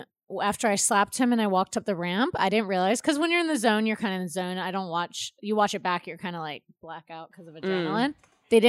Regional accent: North Carolina, United States; But I'm not even built from there. I'm built from North Carolina.

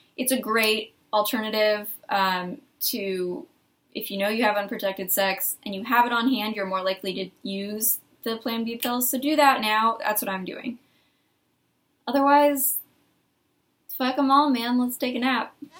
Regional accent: Arizona, United States; moved away; I'm from Arizona

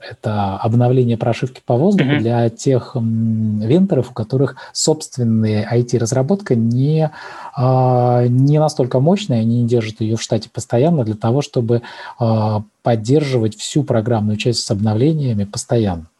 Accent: Kaliningrad, Kaliningrad Oblast, Russia; а я из Калининграда

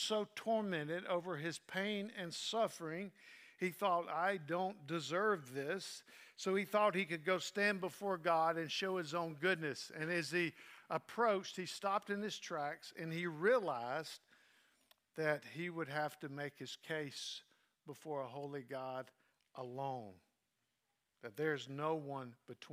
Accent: Southern United States, United States; I'm as American as you can get, as Southern as you can get, as countrified as you can get

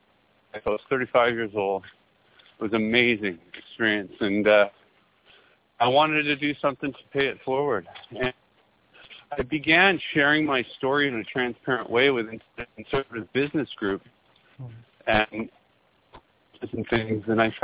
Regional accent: Midland, Ontario, Canada; also born or lived in Vancouver, Canada; as a little boy growing up in Midland, Ontario

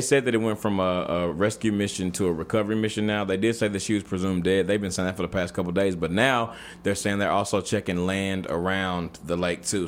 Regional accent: Texas, United States; I'm from Texas

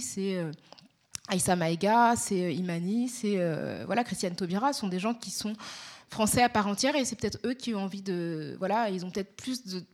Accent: Paris, Île-de-France, France; accent: Parisian; je suis née à Paris. J'ai grandi dans, dans l'est parisien

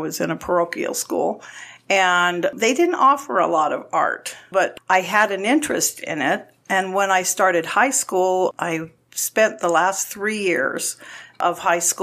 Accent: Pasadena, California, United States; moved away as an adult; also born or lived in Florida; I was born and raised in Pasadena, California, and I lived in California my whole life up until 4 years ago

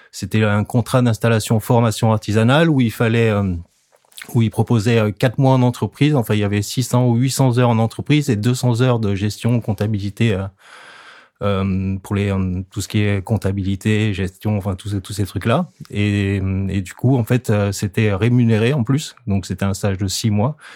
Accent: the Alps, France; moved away; Moi d'origine, je viens de la montagne, j'ai grandi dans les Alpes.

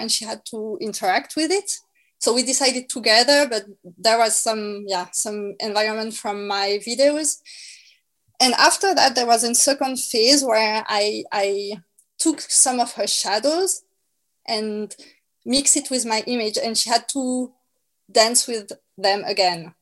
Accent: France; accent: French; English is a second language; my French accent

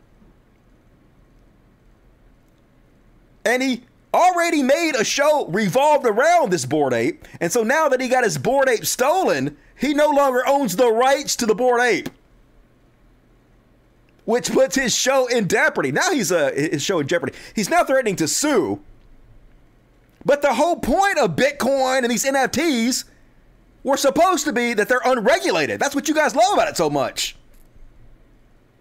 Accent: Mississippi, United States; I grew up in Mississippi.

